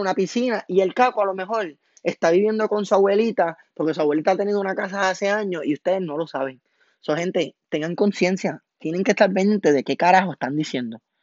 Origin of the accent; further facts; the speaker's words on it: Toa Baja, Puerto Rico; also born or lived in Amelia, Cataño, Puerto Rico; Yo me crié de barrio, me crié en el barrio Ingenio en Tabaja, súper orgulloso